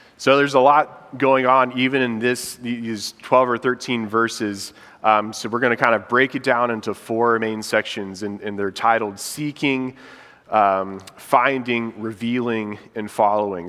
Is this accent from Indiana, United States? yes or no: yes; Indiana, United States; moved away as an adult; now in Charlotte, United States; my wife and I, Molly, we're from Indiana and we've been here in Charlotte for about six years now